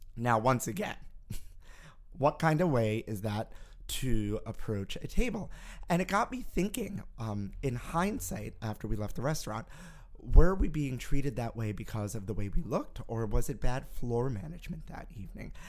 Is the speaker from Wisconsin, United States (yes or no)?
no; New York City, New York, United States; growing up in Brooklyn, where I did